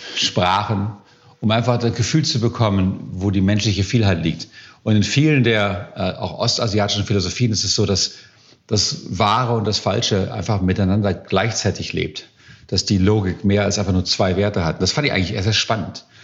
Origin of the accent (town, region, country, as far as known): Germany; also born or lived in Silicon Valley, United States; now in United States